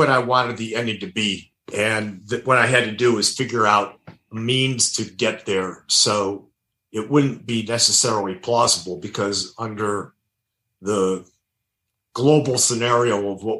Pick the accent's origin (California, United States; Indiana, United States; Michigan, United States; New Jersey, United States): Indiana, United States; Gary; I grew up in Gary, Indiana, which was a rough and tumble steel town just outside Chicago. It was blue collar and it was heavily anti-Semitic.